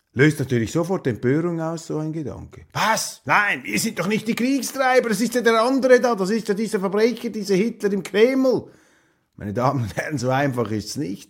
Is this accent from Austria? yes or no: no; Switzerland; ich als Schweizer aufwache